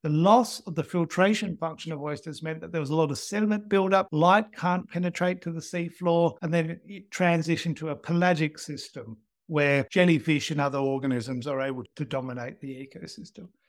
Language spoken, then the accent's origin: English; Australia; growing up in Australia